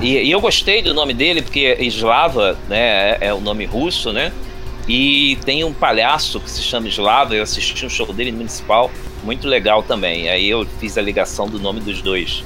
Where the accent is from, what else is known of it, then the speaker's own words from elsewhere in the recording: Rio de Janeiro, Brazil; nascido aqui no Rio de Janeiro, bom carioca da Gema e da Clara